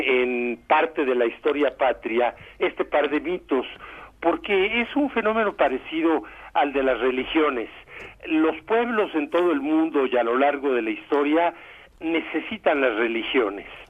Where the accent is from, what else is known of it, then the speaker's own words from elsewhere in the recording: Mexico; soy mexicano